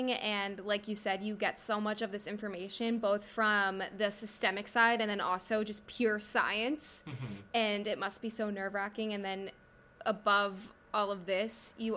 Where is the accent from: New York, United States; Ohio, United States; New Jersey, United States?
New Jersey, United States; now in Virginia, United States; I'm from New Jersey, and I still have that special place in my heart